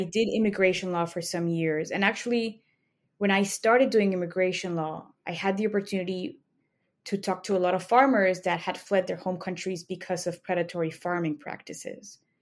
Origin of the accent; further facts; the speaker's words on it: Mexico City, Mexico; moved away as an adult; now in Chicago, United States; I grew up in Mexico City. That's where my family is, and I moved to Chicago for law school.